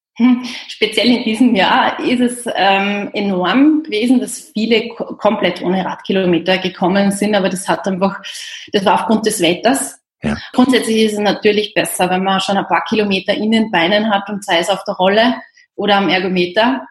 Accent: Austria; in Österreich erledigen und ja. habe jetzt zwei Tage Heimat

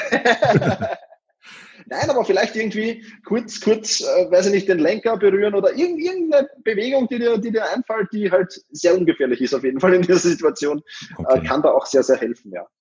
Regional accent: Austria; ich als Österreicher

